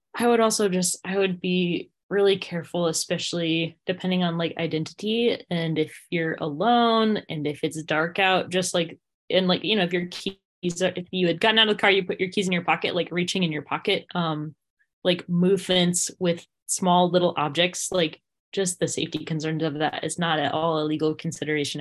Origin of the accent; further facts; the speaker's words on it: Windsor, Vermont, United States; my hometown of Windsor, Vermont